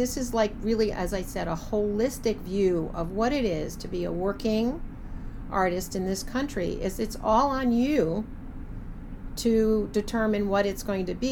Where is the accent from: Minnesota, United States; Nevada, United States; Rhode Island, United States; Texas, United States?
Rhode Island, United States; Providence; I grew up in Providence, I grew up at Trinity